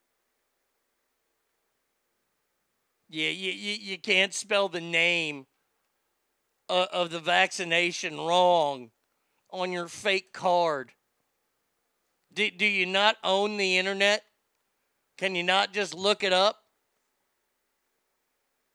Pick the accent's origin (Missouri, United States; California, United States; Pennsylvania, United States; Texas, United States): Texas, United States; I am from Texas